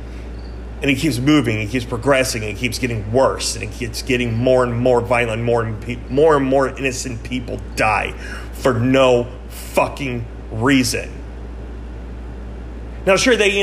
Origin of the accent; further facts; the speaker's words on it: United States; As an American